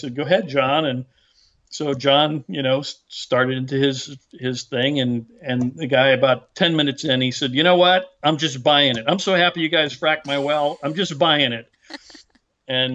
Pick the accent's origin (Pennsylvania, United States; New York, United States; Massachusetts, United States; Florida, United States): Pennsylvania, United States; Derrick City; I grew up in Derrick City